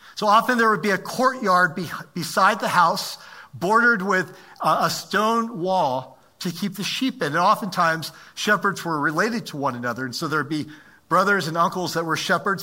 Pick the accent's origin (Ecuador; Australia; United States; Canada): United States; also born or lived in Maryland; I'm an American